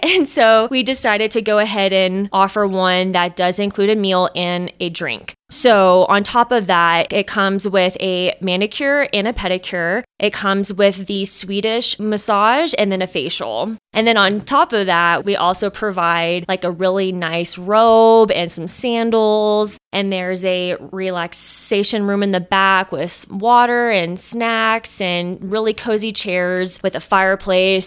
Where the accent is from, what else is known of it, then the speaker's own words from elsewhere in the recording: Austin, Texas, United States; moved away as an adult; now in South Fork, United States; I'm originally from Austin, Texas